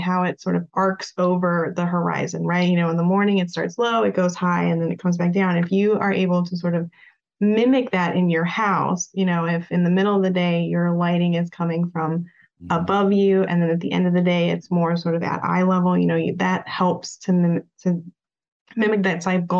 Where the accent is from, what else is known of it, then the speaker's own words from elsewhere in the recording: Prescott, Arizona, United States; now in Phoenix, United States; I'm from Phoenix originally, or from the area, I should say originally, it's actually Prescott, but you know, it's been 10 years since I've lived here